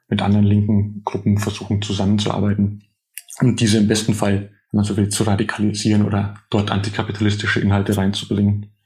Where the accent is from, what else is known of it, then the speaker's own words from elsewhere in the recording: Altötting district, a small village in Upper Bavaria, Germany; now in Berlin, Germany; ich bin in einem kleinen oberbayerischen Dorf aufgewachsen im Landkreis, der siebzig Prozent C S U-Wählerinnen hat